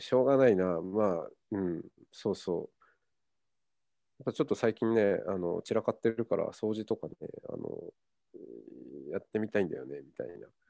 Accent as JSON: {"language": "Japanese", "region": "Hokkaido", "country": "Japan", "tie": "born or raised there", "also_born_or_lived": "Tokyo", "moved": "as an adult", "lives_now": "Kyoto, Japan", "said": "僕は北海道出身です。うん、まあふるさと、うん、まあ、えーと、生まれてから18歳まで北海道だったんで"}